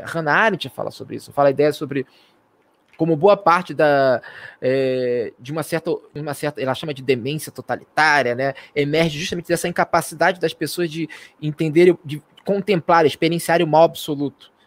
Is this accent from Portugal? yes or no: no; Marabá, Pará, Brazil; minha terrinha querida Marabala